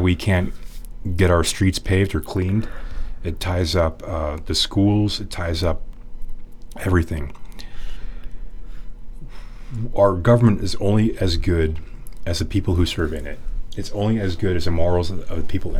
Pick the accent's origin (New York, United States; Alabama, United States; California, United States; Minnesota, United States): California, United States; San Francisco; I grew up here in San Francisco.